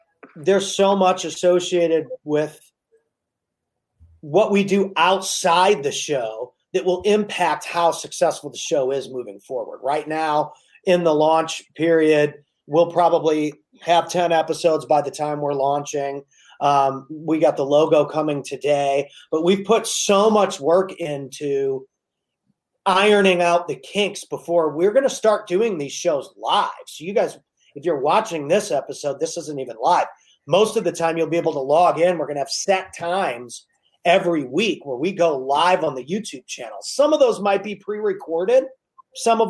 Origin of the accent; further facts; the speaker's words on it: United States; I'm American